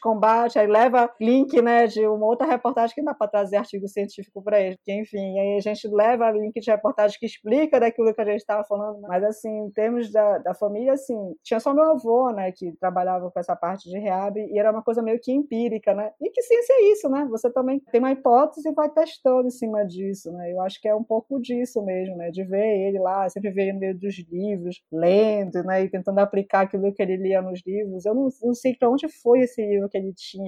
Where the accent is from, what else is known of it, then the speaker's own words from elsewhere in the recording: Belém, Pará, Brazil; Eu sou nascida e criada aqui em Belém do Pará, né, numa região norte.